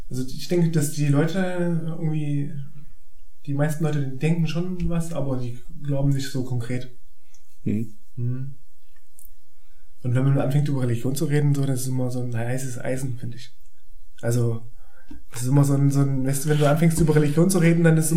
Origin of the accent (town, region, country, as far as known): eastern Germany, East Germany, Germany